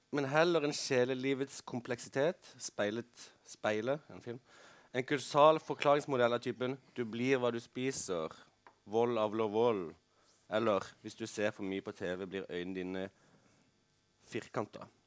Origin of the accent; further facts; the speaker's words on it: Kristiansand, Agder, Norway; dette ganske fine middelklasseområdet hvor jeg vokste opp i Kristiansand